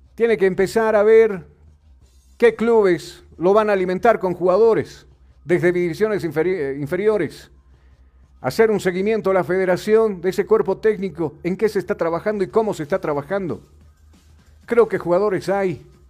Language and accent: Spanish; Bolivia; acá en nuestro país